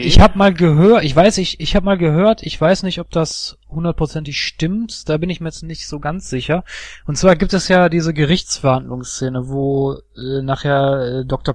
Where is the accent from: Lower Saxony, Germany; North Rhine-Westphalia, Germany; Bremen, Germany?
North Rhine-Westphalia, Germany; Duisburg; meine Heimatstadt Duisburg